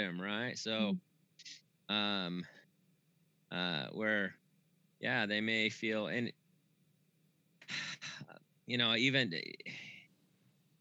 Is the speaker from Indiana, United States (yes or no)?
yes; Brazil, Indiana, United States; now in Sedona, United States; I was born in Brazil